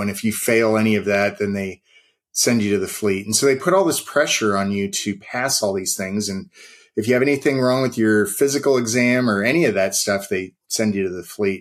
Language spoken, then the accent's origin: English; West Coast, United States; moved away; I'm from the West Coast.